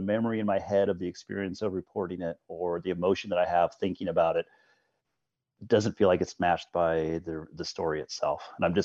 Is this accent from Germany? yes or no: no; Colorado, United States; I grew up in Colorado